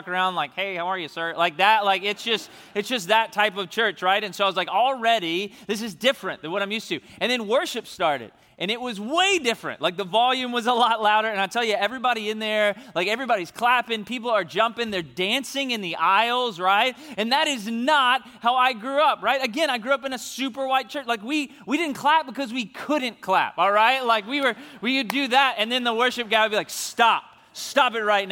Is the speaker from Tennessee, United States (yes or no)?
yes; Memphis, Tennessee, United States; moved away; I'm from Memphis, Tennessee, originally